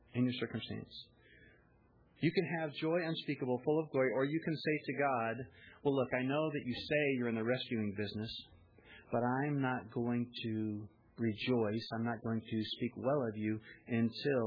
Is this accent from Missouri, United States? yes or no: yes; Missouri, United States; I'm from Missouri, right? The show me state